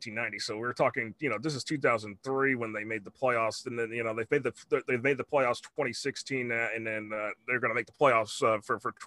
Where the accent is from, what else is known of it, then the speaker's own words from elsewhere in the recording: Jacksonville, Florida, United States; now in Gainesville, United States; I was born in Jacksonville. That's where I was born at. So, I've been North Florida all my life pretty much